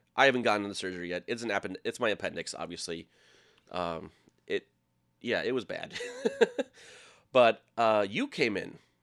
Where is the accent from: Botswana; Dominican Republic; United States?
United States; Minnesota; moved away; also born or lived in Iowa; I was living in Iowa, and I'm from Minnesota